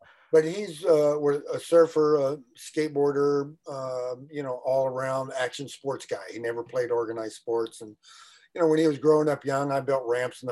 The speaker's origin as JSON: {"language": "English", "town": "Houston", "region": "Texas", "country": "United States", "tie": "born or raised there", "said": "I was born and raised in Houston, Texas, in rural Houston"}